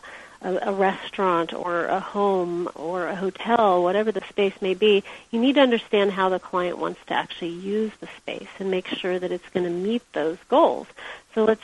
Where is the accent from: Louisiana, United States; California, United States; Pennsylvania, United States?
California, United States; Big Sur; I was born in Big